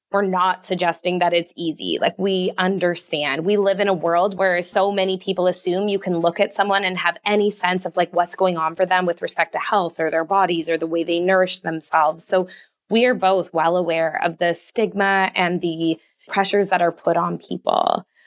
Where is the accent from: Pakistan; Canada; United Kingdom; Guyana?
Canada; I'm Canadian